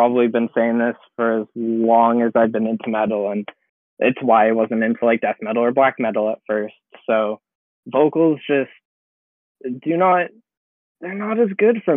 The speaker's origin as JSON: {"language": "English", "country": "Canada", "said": "being a Canadian."}